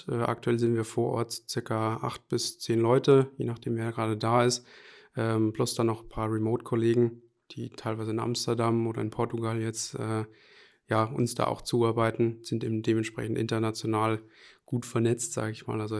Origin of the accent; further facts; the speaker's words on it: Hesse, Germany; also born or lived in Aschaffenburg / Allgäu / Lower Saxony; Also geboren bin ich in Aschaffenburg, aber aufgewachsen so im Allgäu und auch kurz einen Abstecher mal nach Niedersachsen. Aber ja, so richtig aufgewachsen würde ich sagen, also Jugend verbracht habe ich dann hier in Hessen.